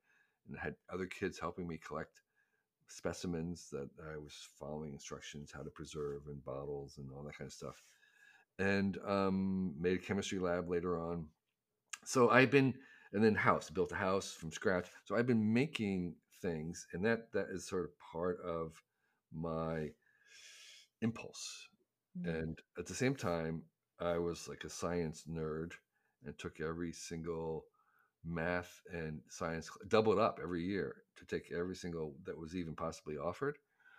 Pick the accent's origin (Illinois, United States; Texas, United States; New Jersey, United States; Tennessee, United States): New Jersey, United States; because I was growing up in Northern Jersey in the 50s and 60s. It was incredibly parochial. It was like just very, very small town-ish thinking and horizons.